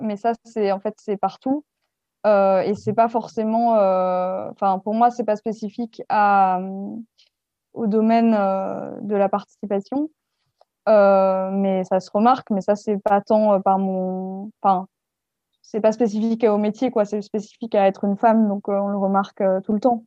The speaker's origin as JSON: {"language": "French", "country": "France", "also_born_or_lived": "Belgium / Paris", "moved": "as an adult", "said": "je suis française à la base"}